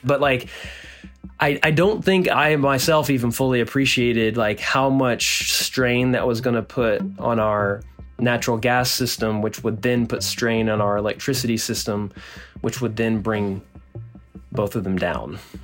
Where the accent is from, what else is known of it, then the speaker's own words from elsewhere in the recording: Nacogdoches, Texas, United States; now in Austin, United States; in my hometown in, in Nacogdoches, Texas, which is a small town in East Texas